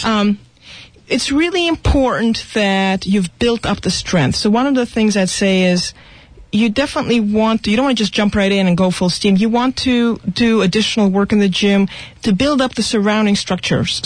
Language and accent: English; Russia; moved away; I was going to be a ballerina because I grew up in Russia